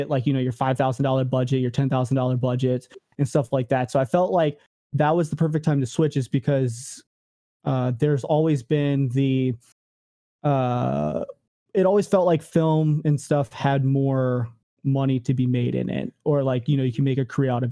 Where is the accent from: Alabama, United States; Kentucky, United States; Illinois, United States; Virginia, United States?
Virginia, United States; Richmond; moved away as an adult; also born or lived in California; I actually moved from, Richmond, Virginia, which is my hometown, to, California the first time